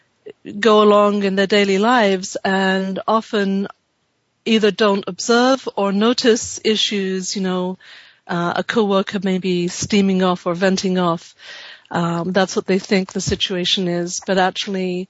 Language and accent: English; London, United Kingdom; now in California, United States; I was born in London and have lived here, though, for over 30 years now